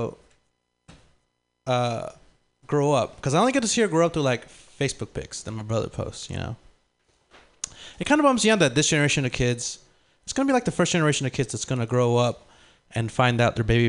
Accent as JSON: {"language": "English", "town": "San Francisco", "region": "California", "country": "United States", "tie": "born or raised there", "also_born_or_lived": "Lima, Peru", "second_language": "English", "said": "I moved out to the Bay when I was three, like, with my family"}